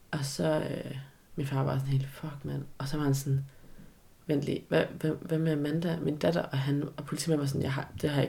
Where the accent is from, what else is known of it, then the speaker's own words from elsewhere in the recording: China; bare lige for at markere endnu mere tydeligt, at jeg er fra Kina.